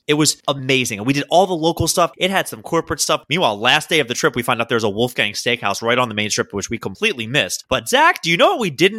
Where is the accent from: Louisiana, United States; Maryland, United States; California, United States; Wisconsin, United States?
Maryland, United States; Baltimore; I'm from Baltimore.